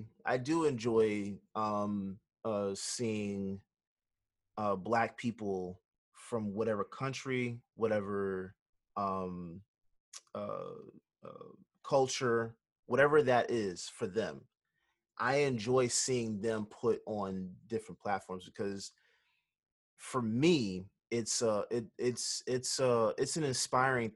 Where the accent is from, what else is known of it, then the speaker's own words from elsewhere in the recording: United States; we had to build our own identity here in America